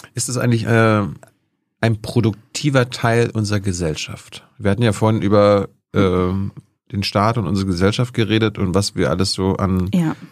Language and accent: German; East Germany, Germany; Ich bin ja ostdeutsch.